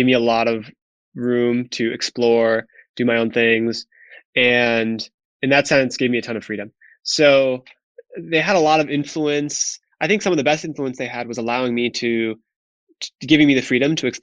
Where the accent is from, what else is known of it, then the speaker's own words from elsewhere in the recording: Wisconsin, United States; moved away as an adult; also born or lived in New York City; I grew up in a very small town in Wisconsin, which was extremely rural